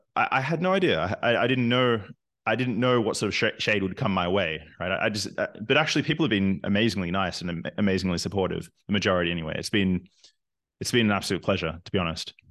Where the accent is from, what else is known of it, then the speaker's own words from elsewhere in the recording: Australia; moved away as an adult; also born or lived in Newcastle, Australia / Canada; now in Berlin, Germany; I'm originally from Australia, but I'm not a very good Australian because I've spent half my life outside of the country